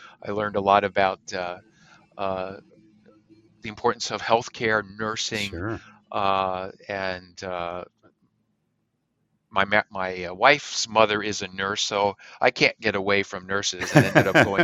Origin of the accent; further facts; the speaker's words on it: Emmaus, Pennsylvania, United States; I grew up in Pennsylvania in a small community outside of Allentown